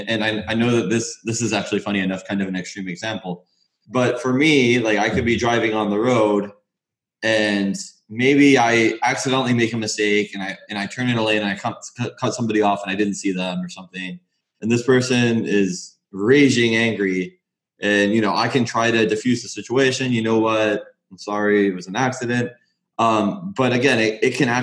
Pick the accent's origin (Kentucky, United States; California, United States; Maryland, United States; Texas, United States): California, United States; Los Angeles; moved away as an adult; also born or lived in Orange County, California / Oregon; now in Florida, United States; I grew up in Los Angeles